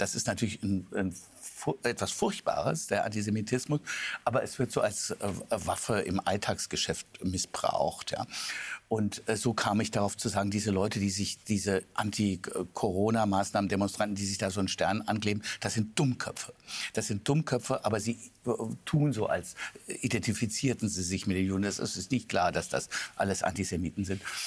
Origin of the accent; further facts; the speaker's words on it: Germany; als, als, als, als Deutscher